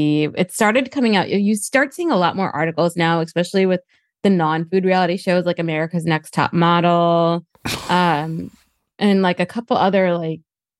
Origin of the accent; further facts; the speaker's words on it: New Jersey, United States; I know I'm from Jersey